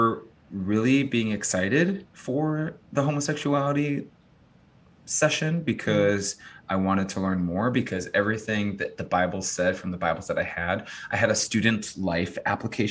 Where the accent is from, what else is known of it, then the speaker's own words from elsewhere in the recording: Chicago, Illinois, United States; also born or lived in Los Angeles area, California; now in Austin, United States; I'm from Chicago